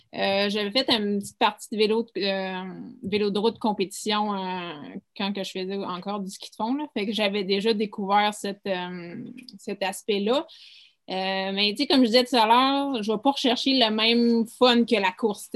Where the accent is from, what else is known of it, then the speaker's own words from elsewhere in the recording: Mont-Tremblant, Quebec, Canada; moi, je viens de Tremblant